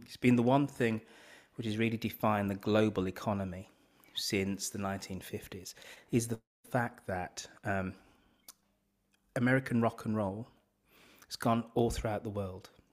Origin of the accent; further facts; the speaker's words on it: Birmingham, West Midlands, United Kingdom; moved away; also born or lived in London; I'm from Birmingham, I'm a Brummy